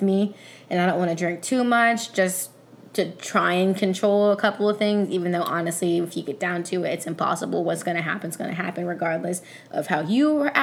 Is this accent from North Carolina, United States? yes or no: yes; Raleigh, North Carolina, United States; now in Delaware, United States; I'm from Raleigh